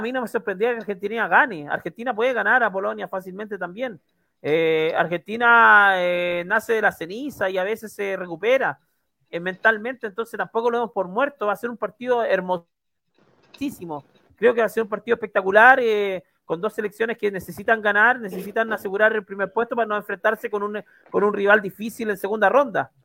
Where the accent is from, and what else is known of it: Chile